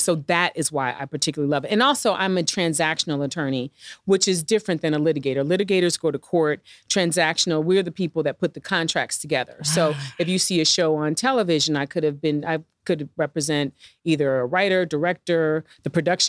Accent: Midwest, United States; I mean, I'm from the Midwest. Like, we didn't have like, I mean, everybody is a doctor, a lawyer, or has a government job or a teacher. That's, you know, when I grew up.

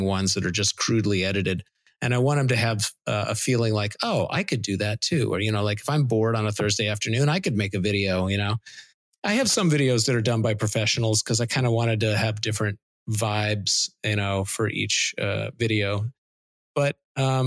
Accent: Seattle, Washington, United States; growing up in Seattle

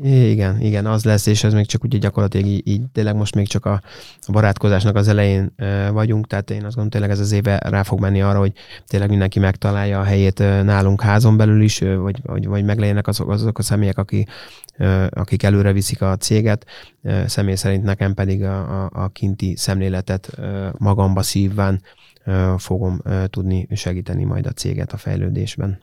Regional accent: Hungary; mi magyarok vagyunk, és szeretünk itthon élni

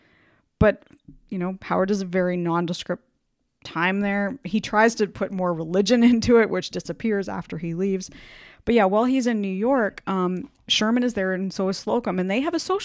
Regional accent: an hour from London, Ontario, Canada; London, Ontario, Canada, which is located an hour from my hometown

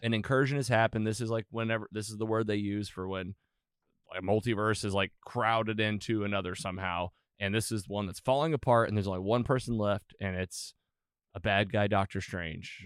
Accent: United States; I'm an American

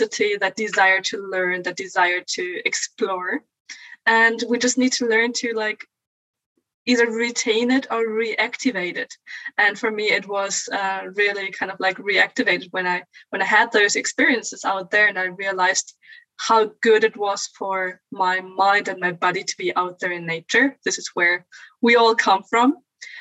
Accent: Bielefeld, North Rhine-Westphalia, Germany; I'm originally from Germany, from a town called Bielefeld

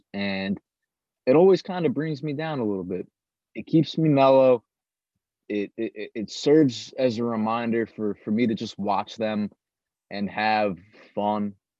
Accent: Mineola, New York, United States; originally I'm from New York. I was born in Mineola, New York in 1996.

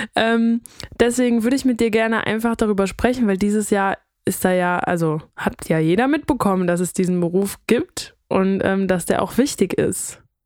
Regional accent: North Rhine-Westphalia, Germany; Wir kommen aus NRW

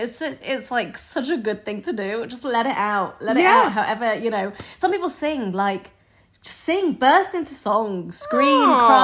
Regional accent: United Kingdom; we're British

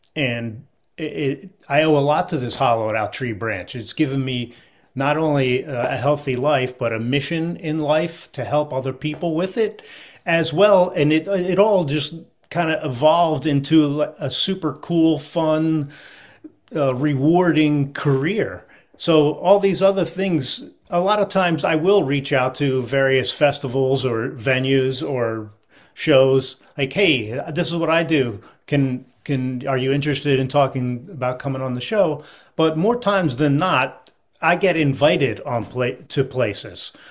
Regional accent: Philadelphia, Pennsylvania, United States; I grew up in the Philadelphia area in the sixties and seventies

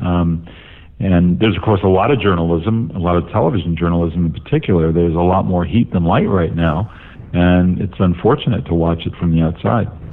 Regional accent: Los Angeles, California, United States; I had identity growing up in Los Angeles

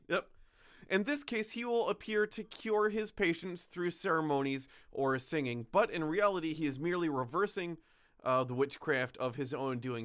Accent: New York, United States; we're up by the Schwangunks

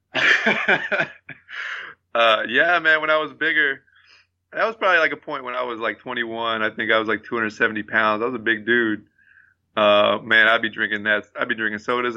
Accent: Abilene, Texas, United States; moved away; when I moved away from Abilene

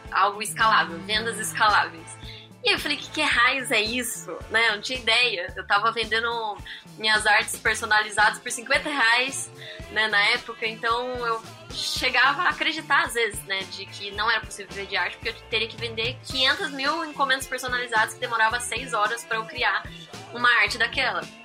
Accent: interior of Campinas, São Paulo, Brazil; moved away as an adult; acabei mudando pra lá, porque eu sou do interior de Campinas

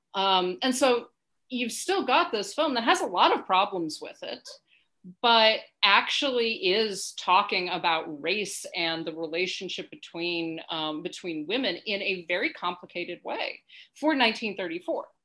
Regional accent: United States; as a an American, right, and as a white person

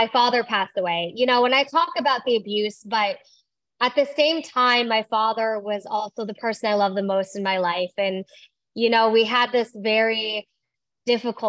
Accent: Iowa, United States; I was born in Iowa

